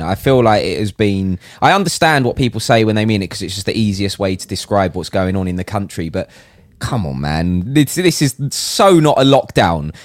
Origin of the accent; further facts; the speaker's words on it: United Kingdom; as a Brit